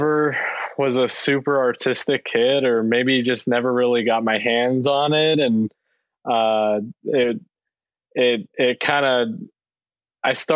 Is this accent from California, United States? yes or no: no; Hazleton, Pennsylvania, United States; moved away as an adult; also born or lived in Brooklyn, New York / Philadelphia, Pennsylvania / Atlanta, Georgia; I grew up in Hazleton, Pennsylvania